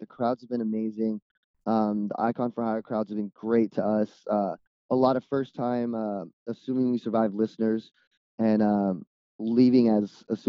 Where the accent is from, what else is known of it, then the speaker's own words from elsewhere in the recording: California, United States; for us, we're from California, and the off days ended up being out here on the East Coast.